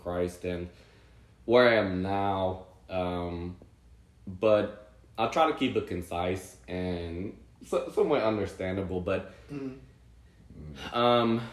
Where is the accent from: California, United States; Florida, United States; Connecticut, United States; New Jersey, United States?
New Jersey, United States; Central; I grew up in New Jersey, Central New Jersey.